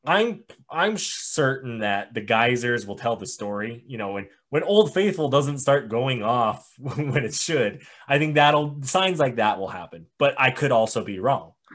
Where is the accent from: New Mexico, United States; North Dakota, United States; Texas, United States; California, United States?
New Mexico, United States; moved away; I grew up in New Mexico, the Southwest, the desert